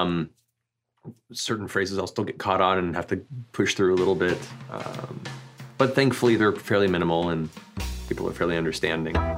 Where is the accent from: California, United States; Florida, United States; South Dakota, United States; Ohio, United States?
Florida, United States; Central; Originally, I grew up in Florida, like Central Florida